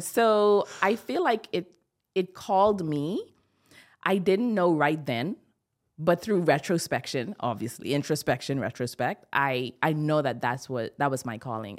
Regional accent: Bahamas; I'm from the Bahamas

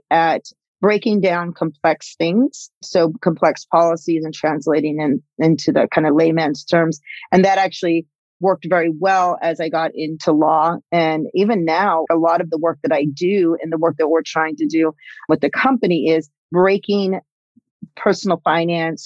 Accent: California, United States; I'm actually fourth generation Mexican-American, come out of Chicana, Latinx, you know, using all the new words. And I grew up in California

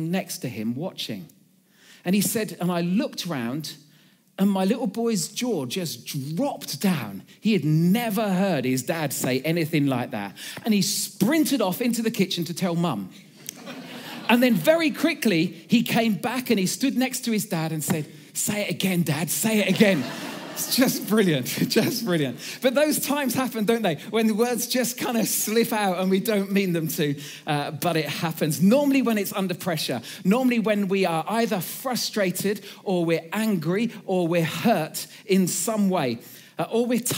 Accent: Suffolk, East of England, United Kingdom; I come from Suffolk

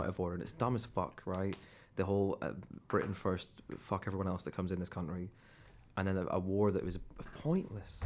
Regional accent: Ireland; now in England

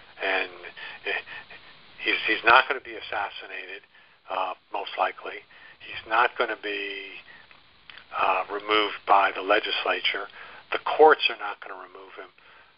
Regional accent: New York, United States; And I'm coming down from New York. I always used to say that northern by birth, southern by the grace of God.

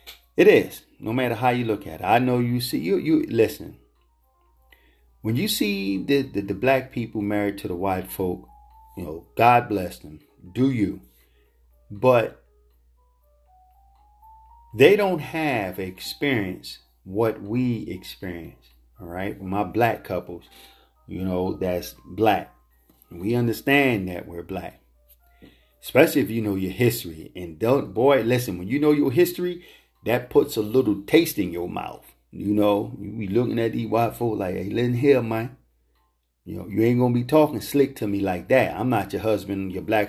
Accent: United States; we facing here as black American, black men and women in this country

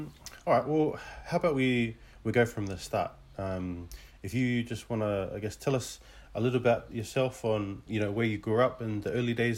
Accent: Australia; Both my parents came from Tonga. And, you know, we were born and raised in Australia, but majority of the time we spoke English at home

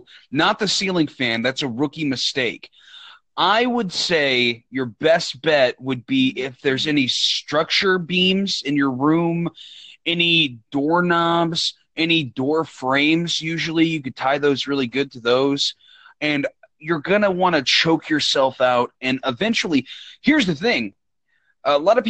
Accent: United States; I was born in America, raised in America.

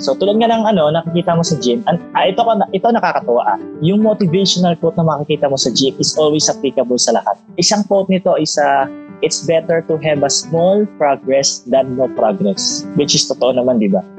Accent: Philippines; as a Filipino

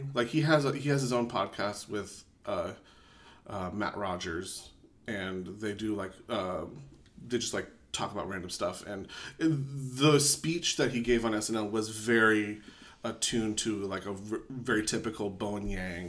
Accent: Philippines; now in United States; I was born in the Philippines. I'm a Filipino American

